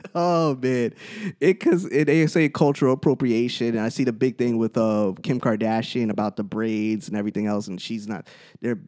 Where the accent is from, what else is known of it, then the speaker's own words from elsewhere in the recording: Teaneck, New Jersey, United States; growing up in Teaneck